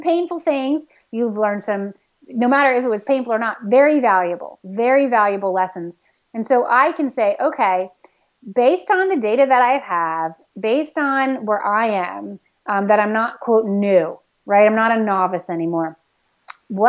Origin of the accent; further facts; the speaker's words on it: the South, United States; now in New England, United States; I grew up in the South where we had like one season, basically